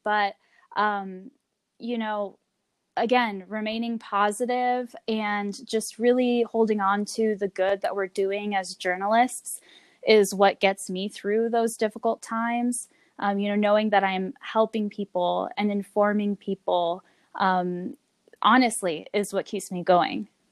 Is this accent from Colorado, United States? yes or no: yes; Longmont, Colorado, United States; also born or lived in Florida; I grew up here in Longmont. I was born in Florida, um, but moved to Colorado to Longmont, Colorado, when I was six years old, and and went to elementary school, middle school, and high school here in Longmont.